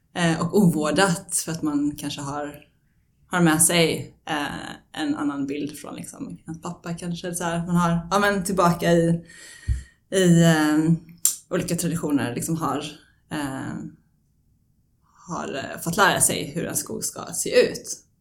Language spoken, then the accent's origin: Swedish; Sweden; now in Stockholm, Sweden; den gård jag är uppvuxen på i Småland